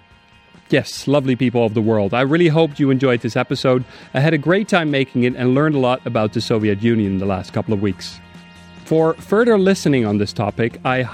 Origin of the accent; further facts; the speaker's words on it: Amsterdam, North Holland, Netherlands; now in Berlin, Germany; Amsterdam, my hometown.